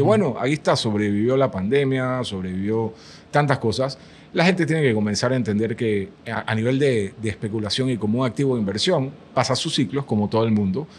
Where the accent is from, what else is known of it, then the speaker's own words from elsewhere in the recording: Panama; yo, yo, soy del otro lado del mundo, soy de Panamá